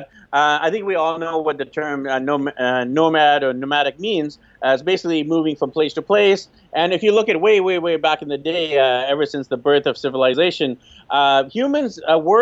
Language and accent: English; Vancouver, British Columbia, Canada; moved away as an adult; I'm from Vancouver, BC, Canada